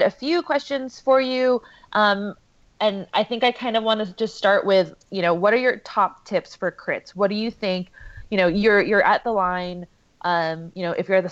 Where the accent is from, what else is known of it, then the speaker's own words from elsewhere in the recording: New York, United States; now in New Orleans, United States; I am from New York, so from Queens